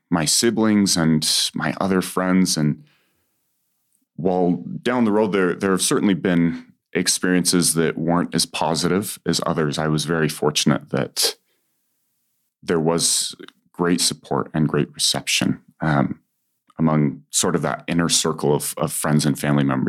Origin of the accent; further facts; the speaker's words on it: Utah Valley, United States; growing up in Utah Valley